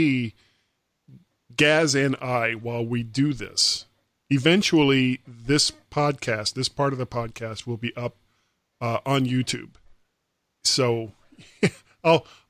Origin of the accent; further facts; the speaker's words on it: Florida, United States; also born or lived in Columbus, Ohio; I am from Florida